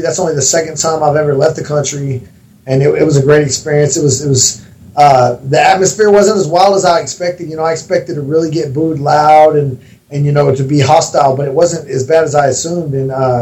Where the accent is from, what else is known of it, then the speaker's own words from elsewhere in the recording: Texas, United States; I grew up in Texas. You know, I'm from Texas, grew up hunting and fishing